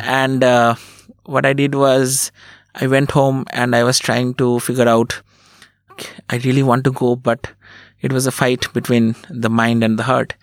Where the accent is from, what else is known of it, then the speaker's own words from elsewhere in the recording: Berhampore, West Bengal, India; also born or lived in Kolkata; I was born in Kolkata and, uh, then I grew up in a small town called Berhampur in West Bengal.